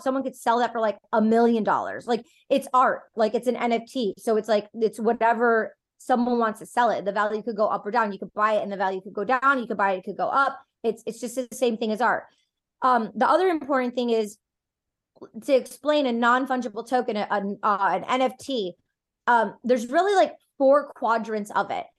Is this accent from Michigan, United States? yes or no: yes; Detroit, Michigan, United States; I'm personally from Detroit.